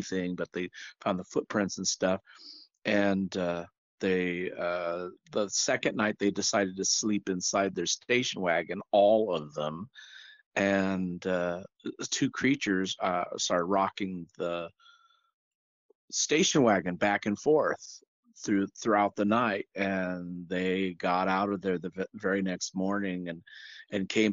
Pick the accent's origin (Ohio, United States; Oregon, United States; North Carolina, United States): Oregon, United States; Central; now in Southern California, United States; I live in Southern California. But I spent lots of time growing up in Central Oregon with my grandparents.